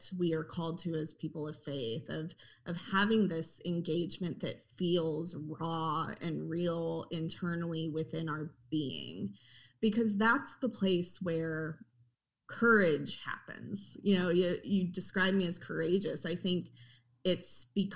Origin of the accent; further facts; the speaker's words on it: Oklahoma, United States; And I grew up in Oklahoma. I'm an Oklahoma native.